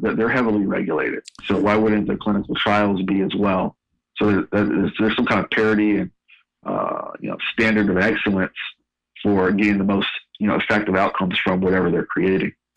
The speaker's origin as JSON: {"language": "English", "area": "San Francisco Bay Area", "region": "California", "country": "United States", "tie": "born or raised there", "also_born_or_lived": "Sacramento", "moved": "as an adult", "lives_now": "Louisville, United States", "said": "I, am a Northern California native, born and raised in the San Francisco Bay Area, and been in Louisville for five years."}